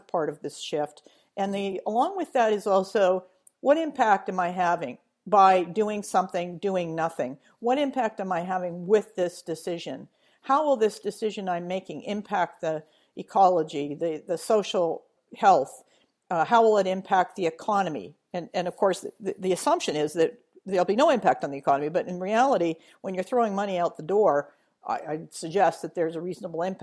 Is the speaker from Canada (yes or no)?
yes; Edmonton, Alberta, Canada; moved away; my hometown of Edmonton